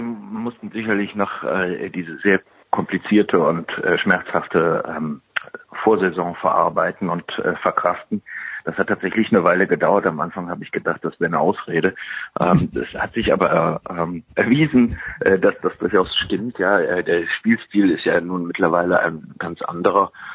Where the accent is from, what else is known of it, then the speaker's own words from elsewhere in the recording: Cologne, North Rhine-Westphalia, Germany; Ich komme aus Köln, ich bin in Köln geboren, Kölner